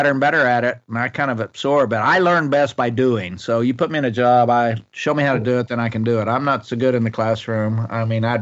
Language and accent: English; Ardmore, Oklahoma, United States; moved away as an adult; also born or lived in Bartlesville, Oklahoma / Washington, D.C.; I was born in Bartlesville up north and raised in Ardmore, which is a little town around about 90 miles north of Dallas, Texas.